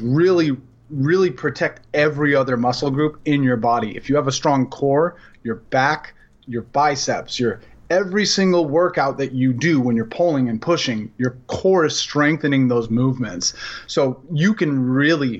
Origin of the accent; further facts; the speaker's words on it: Portland, Oregon, United States; now in Los Angeles, United States; I come from Portland and I live